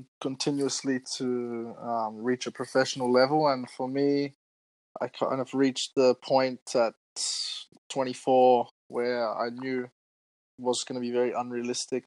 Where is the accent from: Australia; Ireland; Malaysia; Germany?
Australia; Adelaide, South Australia; moved away as an adult; I'm in my hometown of Adelaide, Australia